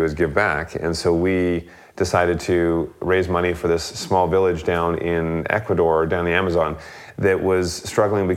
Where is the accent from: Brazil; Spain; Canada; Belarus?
Canada; now in United States; we're from Canada originally